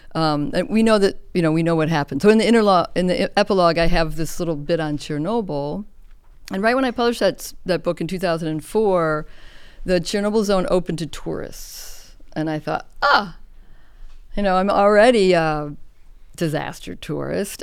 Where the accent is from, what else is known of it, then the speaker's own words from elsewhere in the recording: Chicago, Illinois, United States; I grew up in Chicago.